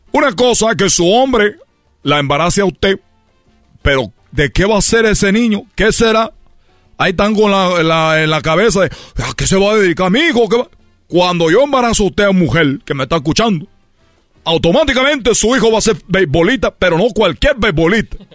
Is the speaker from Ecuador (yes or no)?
no; Cuba; pero yo soy de Cuba, nosotros somos peloteros y me da mucho coraje que México solo tenga Valenzuela.